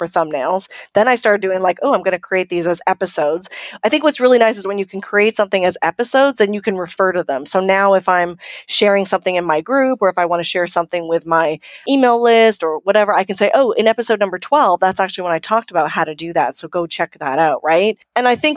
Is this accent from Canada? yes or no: yes; Canada; I'm from Canada